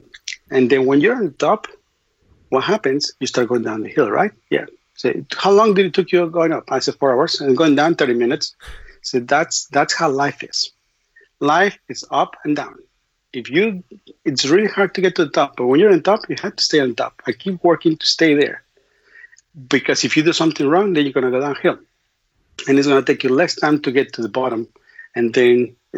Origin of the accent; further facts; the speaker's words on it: Mexico City, Mexico; English is a second language; moved away; also born or lived in Austin / Brownsville; I'm from Mexico City, so I'm in Mexico City, a block from my home